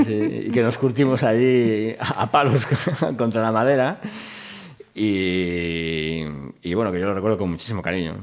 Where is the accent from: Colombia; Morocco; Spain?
Spain; Vigo, Galicia; mi padre era profesor en Vigo y con lo cual pues eh, vivimos en Vigo y nacimos en Vigo